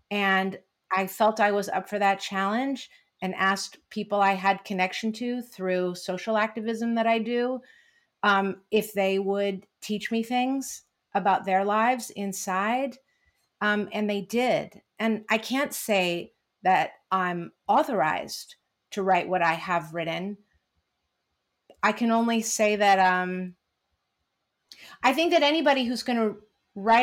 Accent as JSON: {"language": "English", "region": "California", "country": "United States", "said": "as a Californian, as a person who lives here in a county in our state that is one of the big senders"}